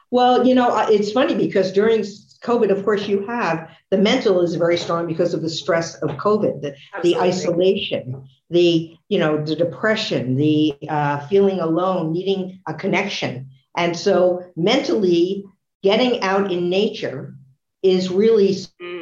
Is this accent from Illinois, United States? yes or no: no; Newark, New Jersey, United States; I was born in Newark, New Jersey. My father was at the forefront of the fitness movement. In our basement in Newark, he had a rowing machine